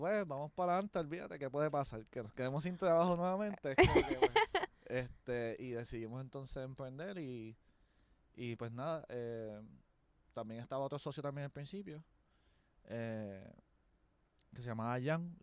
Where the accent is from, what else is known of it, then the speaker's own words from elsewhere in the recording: Caguas, Puerto Rico; Soy de la gran nación de Caguas, un pueblo al sur de San Juan